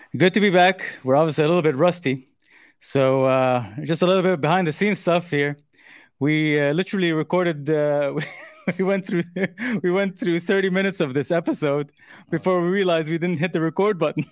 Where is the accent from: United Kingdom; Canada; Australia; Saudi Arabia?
Saudi Arabia; moved away; growing up in Saudi as a kid